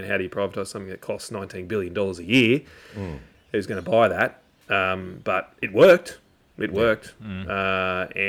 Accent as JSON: {"language": "English", "town": "Logan", "region": "Queensland", "country": "Australia", "tie": "born or raised there", "also_born_or_lived": "Canberra", "said": "It wasn't really in my life plans as a kid growing up in Logan and had lived his adult life in Canberra."}